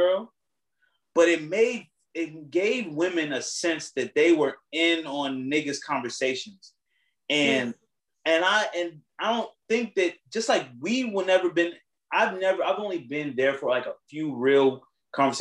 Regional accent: United States; we're American. We live in America

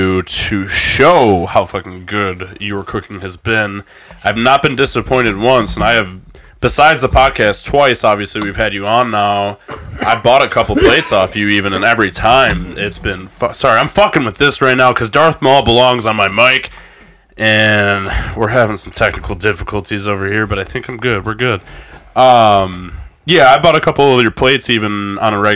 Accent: Ecorse, Michigan, United States; I grew up in Ecorse

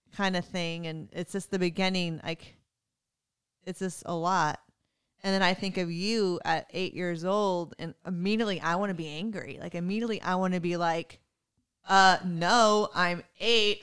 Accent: Texas, United States; I'm from Texas

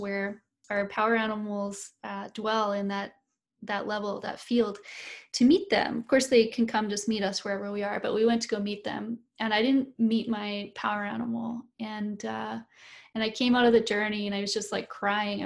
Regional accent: Canada; I'm a Canadian, but I'm not an Indigenous person here to Canada

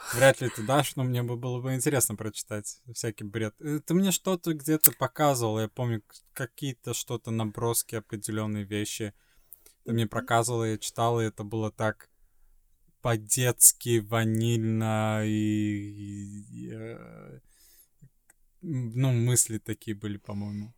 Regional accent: Sweden; moved away; из Швеции

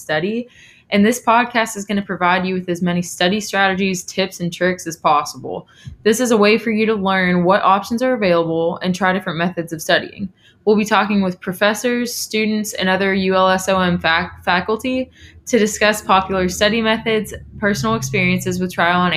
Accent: Winchester, Kentucky, United States; now in Louisville, United States; I'm from Winchester, Kentucky

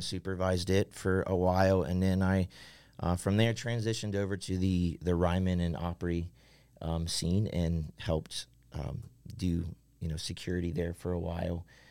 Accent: Central Ohio, United States; moved away as an adult; I grew up in Central Ohio

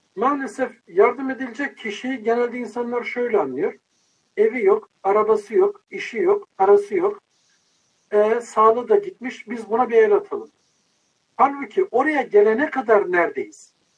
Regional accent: Bursa, Turkey; now in Istanbul, Turkey; İstanbul'da yaşıyorum. Bursa'da yetiştim, büyüdüm.

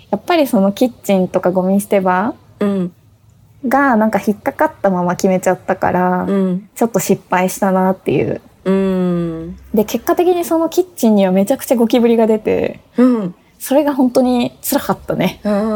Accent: Tokyo, Japan; also born or lived in Kyoto / Kawasaki; 私ね、東京生まれ東京育ち

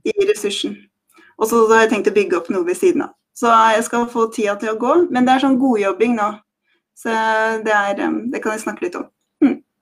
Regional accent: Skien, Vestfold og Telemark, Norway; jeg har vokst opp på landet i Skien, i Fjelldalen.

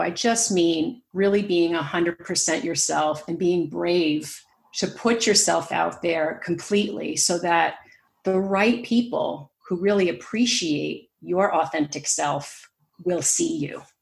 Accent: New York, United States; accent: American; moved away as an adult; also born or lived in San Francisco Bay Area, California; now in West Cork, Ireland; I grew up in New York

